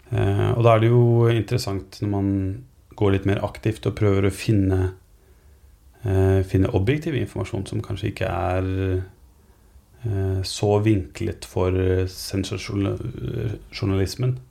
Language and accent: Norwegian; Norway; Som nordmann